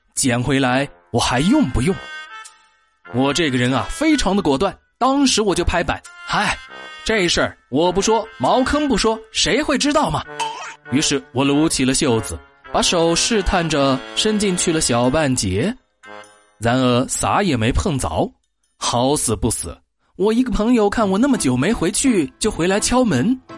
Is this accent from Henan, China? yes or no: no; Yunnan, China; 我们云南人